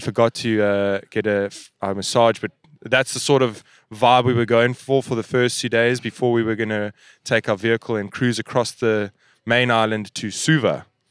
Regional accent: South Africa; we're from South Africa

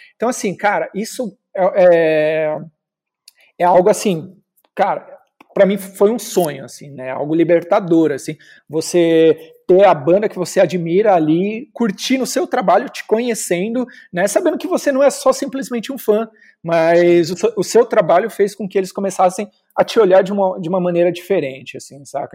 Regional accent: Osasco, São Paulo, Brazil; sou de Osasco

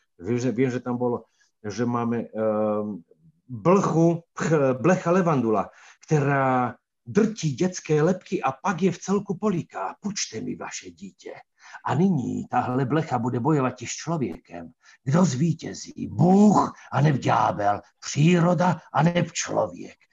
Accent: Hriňová, Banská Bystrica Region, Slovakia; also born or lived in Brezno / Heľpa; potom sa naši presťahovali do Hriňovej, keď ja som mal 5 rokov

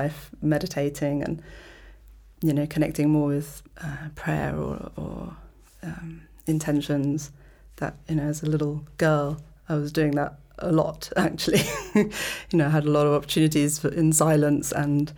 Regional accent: London, United Kingdom; moved away as an adult; now in Malta; I grew up in London, and my mother is from Malta, my father's from North America, from New York

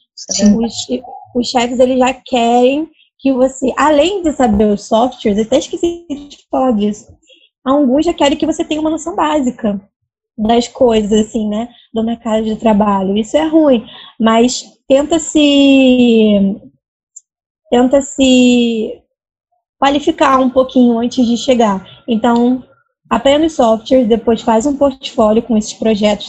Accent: Rio de Janeiro, Brazil; eu sou do Rio, mas eu não moro perto do centro

